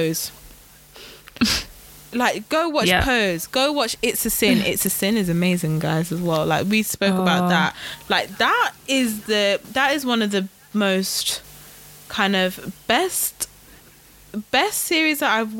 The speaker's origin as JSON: {"language": "English", "country": "United Kingdom", "said": "I'm British"}